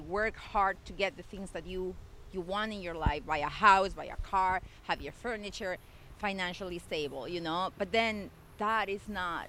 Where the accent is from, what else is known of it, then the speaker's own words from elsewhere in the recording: Ecuador; English is a second language; also born or lived in Spain; now in Canada; I was born in Ecuador, but then I was living in Spain for many, many years.